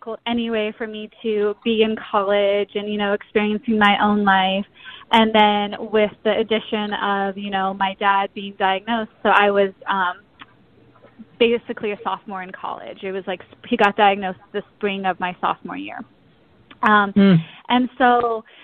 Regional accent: South Pasadena, California, United States; moved away as an adult; now in St. Paul, United States; I was born and raised in South Pasadena, California

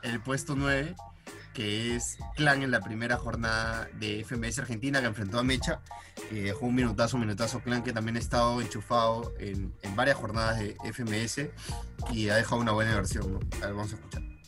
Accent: Peru; somos peruanos

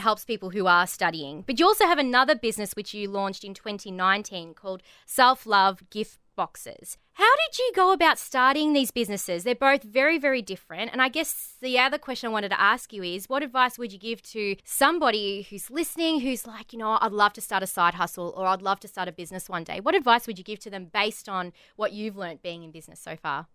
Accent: Australia; accent: Australian

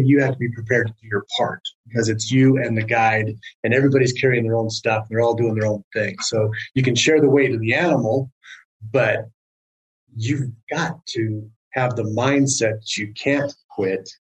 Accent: Southern California, United States; now in Prescott, United States; I grew up in Southern California, and it is not a hunting culture

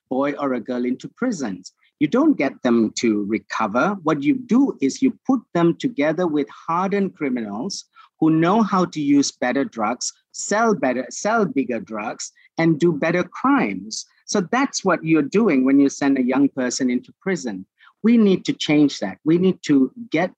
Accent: Malaysia

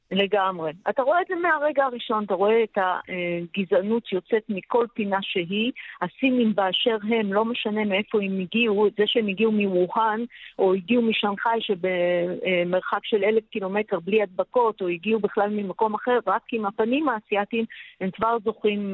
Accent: Israel; now in Shanghai, China; אנחנו ישראלים רבים, היו, היינו 700 אה, איש ישראלים. בשנגחאי

